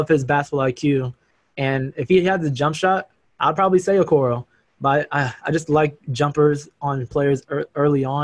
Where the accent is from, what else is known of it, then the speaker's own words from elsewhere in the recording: New York City, New York, United States; I'm from New York City